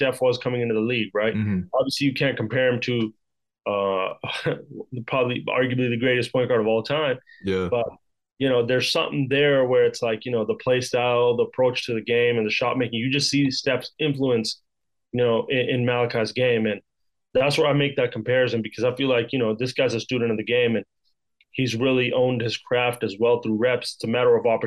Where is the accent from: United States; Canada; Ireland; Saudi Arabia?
Canada; Vancouver, British Columbia; I'm from Vancouver